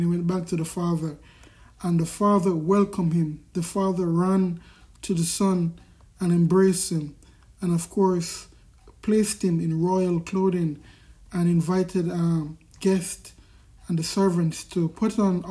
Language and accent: English; Kingston, Jamaica; I grew up in Kingston Central, Kingston in Jamaica.